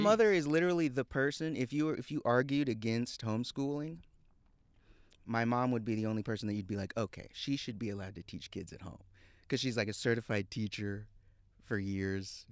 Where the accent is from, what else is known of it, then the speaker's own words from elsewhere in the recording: Houston, Texas, United States; moved away; I was raised in Houston